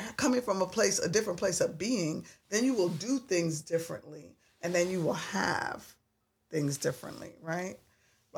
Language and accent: English; New York, United States; I'm a New Yorker